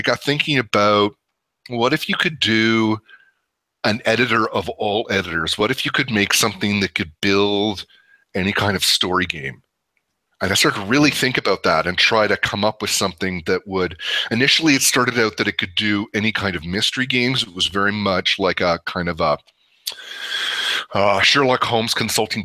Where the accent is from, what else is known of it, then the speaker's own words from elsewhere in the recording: Canada; moved away; also born or lived in San Francisco / Dallas; I am Canadian